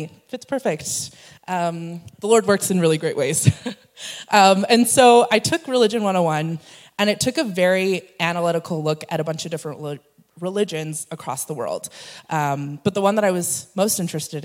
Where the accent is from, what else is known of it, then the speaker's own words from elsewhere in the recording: Edmonton, Alberta, Canada; moved away; born and raised in Edmonton